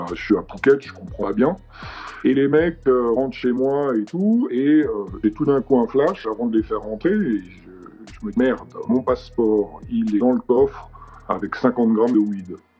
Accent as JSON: {"language": "French", "town": "Paris", "region": "Île-de-France", "country": "France", "also_born_or_lived": "United States", "said": "je viens de Paris."}